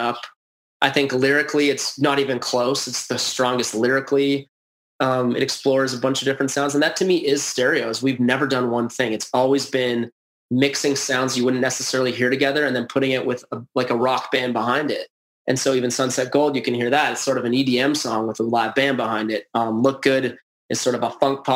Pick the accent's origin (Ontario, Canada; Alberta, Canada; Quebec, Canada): Alberta, Canada; Edmonton; I was born in Edmonton during a dynasty